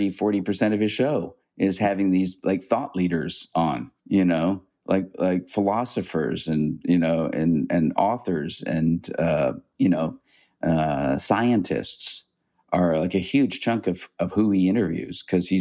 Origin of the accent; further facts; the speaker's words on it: Canada; I mean, I'm a Canadian and I'm a liberal